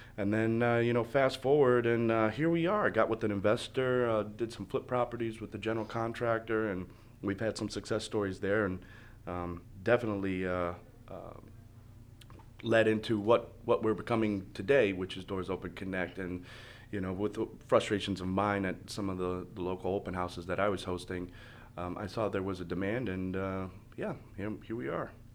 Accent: Michigan, United States; now in Florida, United States; I'm originally from Michigan. Um, I moved down here in two thousand four, two thousand five

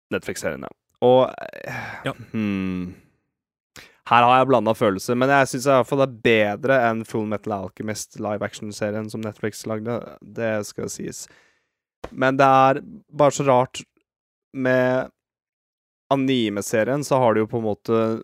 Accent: Norway; vi er nordmenn

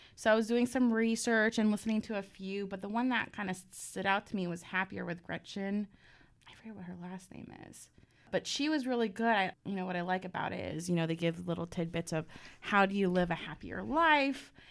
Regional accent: San Diego, California, United States; now in Washington, D.C., United States; I'm originally from San Diego.

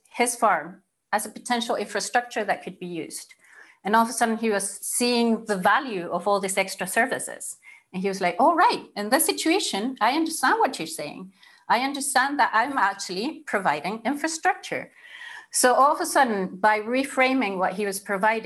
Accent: Chile; moved away as an adult; now in Scotland, United Kingdom; I'm originally from Chile

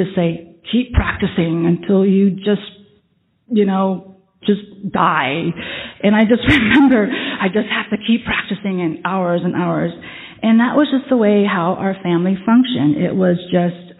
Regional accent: Vietnam; moved away; I come from Vietnam. I'm Vietnamese. Even though I don't look it, a part of my past is that I am Vietnamese. I am adopted into a Vietnamese family. I was born in Vietnam

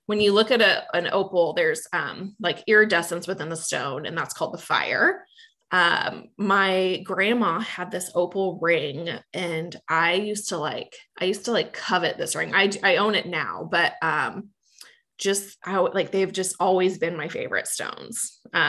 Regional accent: Manhattan, Kansas, United States; now in Kansas City, United States; I grew up in Manhattan, Kansas, and my family has a ranch outside of Manhattan

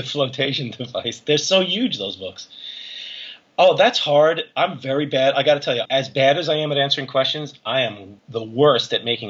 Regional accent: New York area, United States; growing up in the New York area

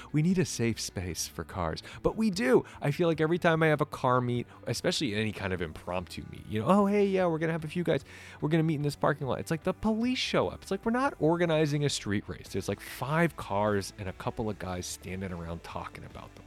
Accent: Massachusetts, United States; I grew up in Massachusetts.

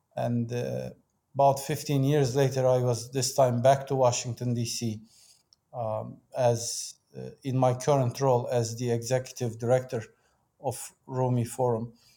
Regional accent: Turkey; moved away as an adult; also born or lived in Istanbul; I was born and raised in Turkey

